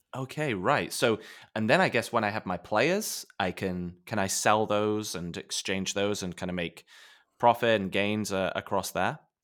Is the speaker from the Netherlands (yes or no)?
no; England, United Kingdom; as a kid growing up in England in the nineties